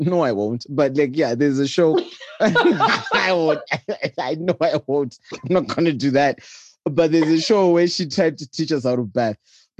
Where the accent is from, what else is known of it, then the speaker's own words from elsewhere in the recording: Bulawayo, Zimbabwe; accent: Shona; I am one of those Shona people where, because I think I grew up in Bulawayo